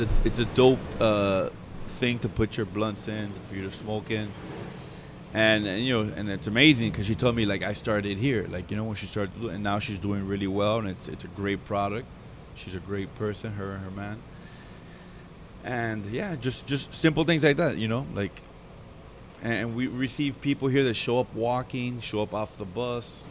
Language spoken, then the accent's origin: English; Hialeah, Florida, United States; I grew up in Hialeah